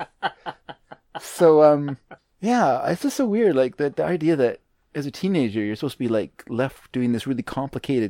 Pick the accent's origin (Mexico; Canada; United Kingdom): Canada; born or raised there; also born or lived in United States